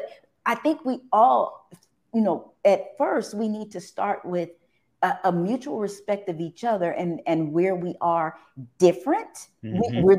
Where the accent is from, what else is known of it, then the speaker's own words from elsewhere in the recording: Texas, United States; you're Northern and I'm Southern, you know, I'm a Texan and you know, the West Coast